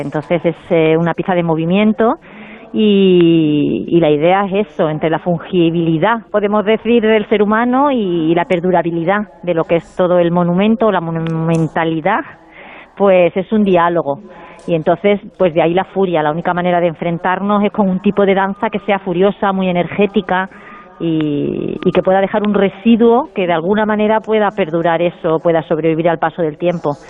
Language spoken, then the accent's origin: Spanish; Córdoba, Andalusia, Spain; moved away as an adult; also born or lived in Madrid / Seville / Barcelona; Yo siempre digo que soy cordobesa, aunque nací en Madrid, porque mi infancia fue aquí